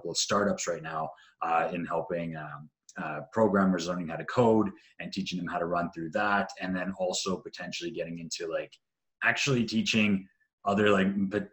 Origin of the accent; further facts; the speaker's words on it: Canada; also born or lived in Bosnia; I'm half Croatian, half Serbian, born in Bosnia there. But grew up in Canada